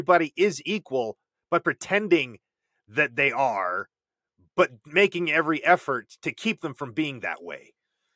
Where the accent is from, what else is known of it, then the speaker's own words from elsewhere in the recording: Herndon, Virginia, United States; I grew up out in Herndon, Virginia